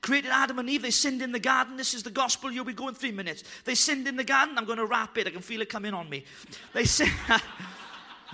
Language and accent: English; Wales, United Kingdom; I'm Welsh